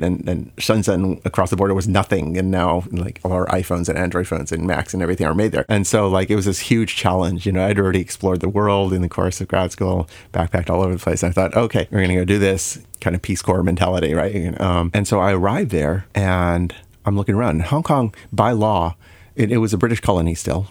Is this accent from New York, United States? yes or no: no; Chicago, Illinois, United States; also born or lived in Saint Louis, Missouri; I was born in Saint Louis, um, and, uh, spent, um, eleven years of my main childhood in, growing up in Illinois, uh, in the Chicago area.